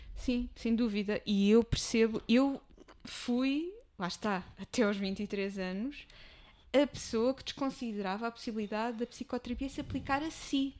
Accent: Amadora, Lisbon, Portugal; apesar de ser o meu espaço, nascida, criada, mas não vou morrer na Amadora

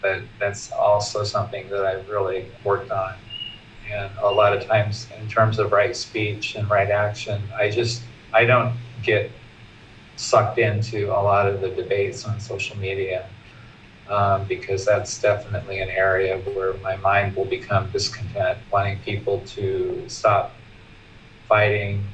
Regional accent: Portland, Oregon, United States; also born or lived in San Francisco Bay Area, California; now in Chiang Mai, Thailand; I'm originally from the West Coast. My family's in Portland. Was born and raised there, but I identify more with uh, California and the Bay Area.

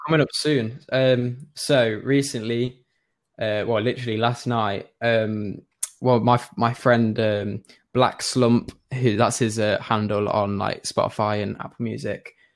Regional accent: Nottingham, East Midlands, United Kingdom; I'm from Nottingham

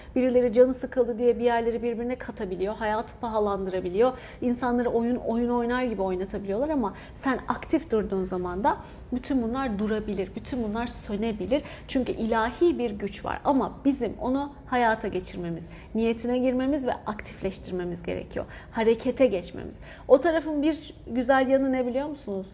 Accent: Hatay, Turkey; born or raised there

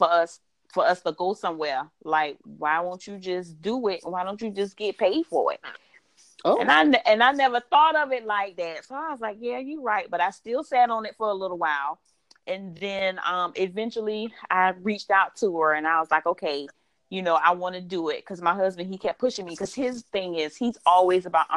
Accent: Savannah, Georgia, United States; born and raised in Savannah, Georgia.

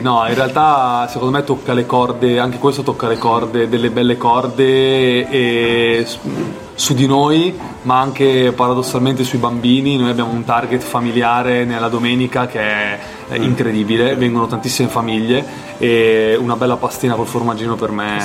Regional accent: Apulia, Italy; Io sono pugliese, mia madre faceva le orecchiette

